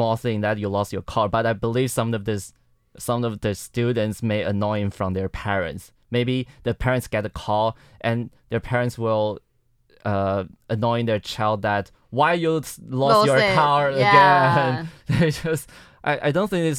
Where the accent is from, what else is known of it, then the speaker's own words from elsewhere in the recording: Miaoli County, Taiwan; English is a second language; moved away as an adult; now in Taipei, Taiwan; My hometown is at Miaoli, but I'm studying in Taipei.